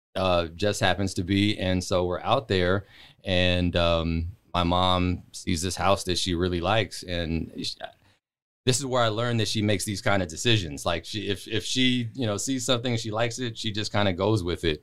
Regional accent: Palmdale, California, United States; also born or lived in Los Angeles / Portland, Oregon; I moved there in ninety-three.

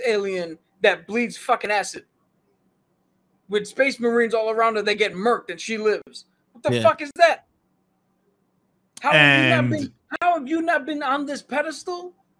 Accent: Puerto Rico; Being the whitest fucking Puerto Rican you'll see

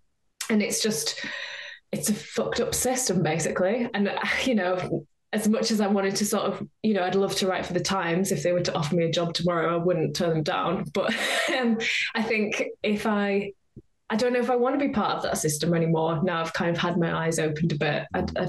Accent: North West England, United Kingdom; now in North East England; I'm from Cumbria originally. I live in the Northeast now, and sometimes people say to me, like, oh, you haven't got a Geordie accent

